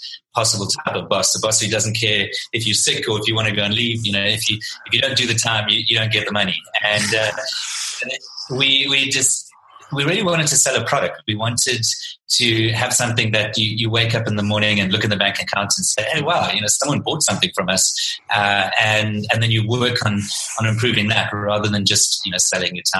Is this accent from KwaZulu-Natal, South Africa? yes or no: yes; Pietermaritzburg, KwaZulu-Natal, South Africa; moved away as an adult; now in Cape Town, South Africa; I'm originally from Pietermaritzburg